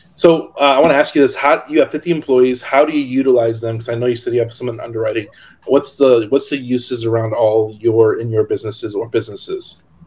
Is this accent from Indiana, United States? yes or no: yes; Hammond, Indiana, United States; moved away; also born or lived in Locust Grove, Georgia; I actually grew up in Hammond, which is by Chicago, and Indiana